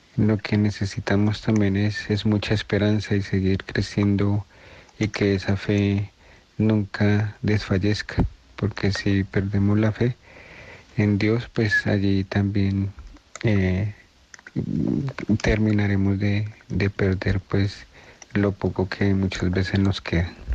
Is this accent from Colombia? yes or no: yes; Colombia; estamos eh, viviendo como pueblo colombiano